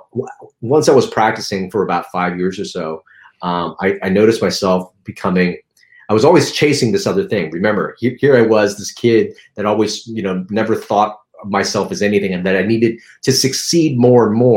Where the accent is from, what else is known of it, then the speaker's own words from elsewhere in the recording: Los Angeles, California, United States; also born or lived in Philippines; I grew up in Chinatown